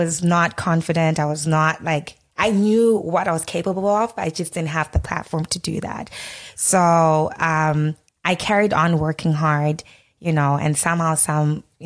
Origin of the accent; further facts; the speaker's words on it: Harare, Zimbabwe; moved away as an adult; also born or lived in Cape Town, South Africa; now in Toronto, Canada; growing up in Harare, or, you know, going to school